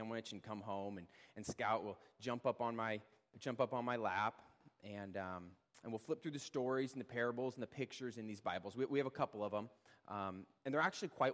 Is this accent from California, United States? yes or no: no; Edmonds, Washington, United States; I was born and raised here in Edmonds